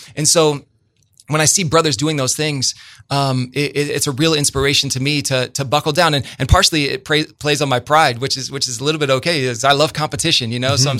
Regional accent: Bloomington, Illinois, United States; I'm from Bloomington, man, and there's there's a huge difference for those of us who live in this town.

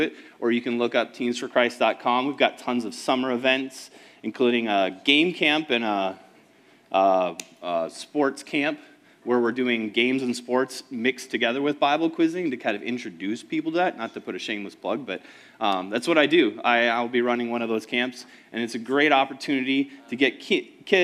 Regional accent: Woodbury, Minnesota, United States; also born or lived in Lakeland, Minnesota; I grew up in Woodbury

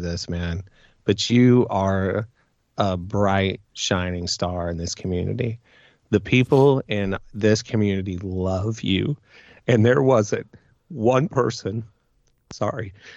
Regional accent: Midwest, United States; I'm from the Midwest

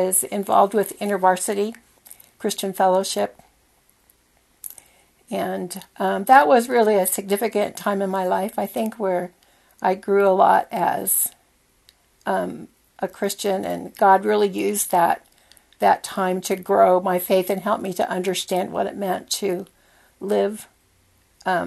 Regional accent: Whittier, California, United States; I was born in 1946 in Whittier, California. And I was born into a solidly middle-class family

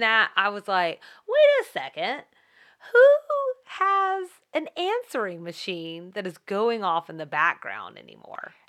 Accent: the South, United States; I'm from the South

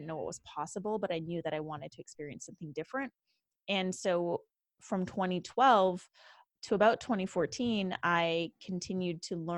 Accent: Canada; born and raised in Canada.

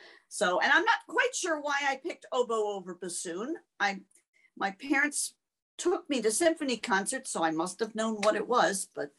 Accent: Pennsylvania, United States; In Berks County.

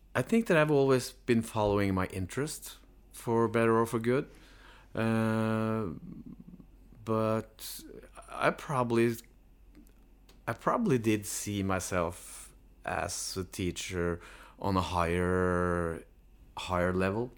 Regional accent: Notodden, Norway; I was born in Newtown

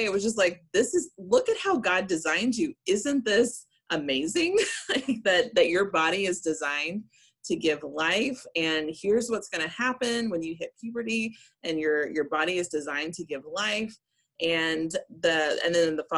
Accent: Memphis, Tennessee, United States; I grew up in Memphis

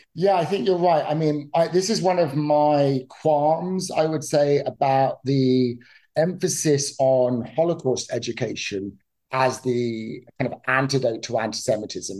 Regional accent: United Kingdom; now in United States; I grew up in the United Kingdom, for example, as you could probably tell from my accent

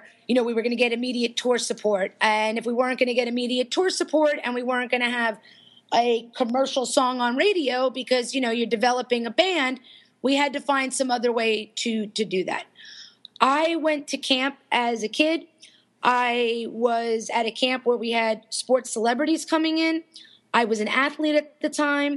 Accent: Florida, United States; I was from Florida

